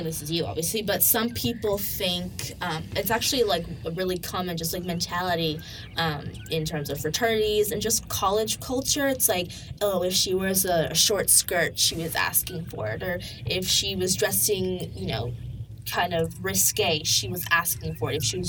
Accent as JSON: {"language": "English", "region": "New York", "country": "United States", "said": "So my background, I come from a liberal home. I'm from New York, and that's a liberal state."}